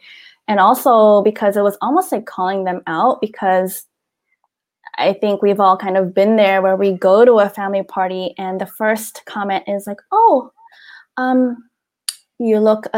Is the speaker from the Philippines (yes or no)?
yes; Philippines; And especially being a Filipina growing up, you know, in with our culture